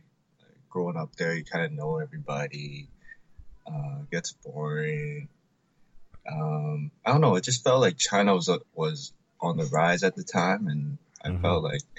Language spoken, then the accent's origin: English; Vancouver, British Columbia, Canada; moved away as an adult; also born or lived in Guangzhou; now in Hong Kong; I was born here in Hong Kong, and then when I was 5 years old, the whole family migrated to Vancouver, and been growing up there ever since. Then when I graduated in 2012, I came back to Hong Kong. I lived in Guangzhou for a bit.